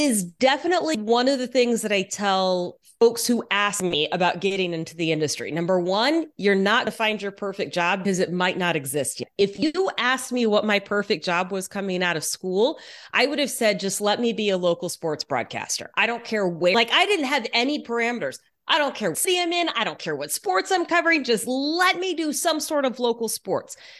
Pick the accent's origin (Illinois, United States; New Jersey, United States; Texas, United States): Texas, United States; Houston; moved away as an adult; also born or lived in Dallas, Texas; now in Seattle, United States; I grew up mostly in Texas, in Houston